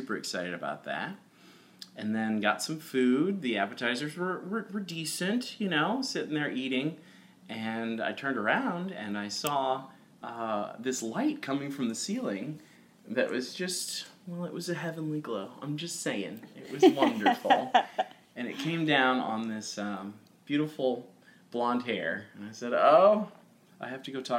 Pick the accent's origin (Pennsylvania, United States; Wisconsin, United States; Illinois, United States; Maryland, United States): Illinois, United States; Carbondale; moved away; also born or lived in Houston, Texas / Texas City, Texas / Los Angeles; I grew up in a place called Carbondale, Illinois, which is southern, and that's about 6 hours south of Chicago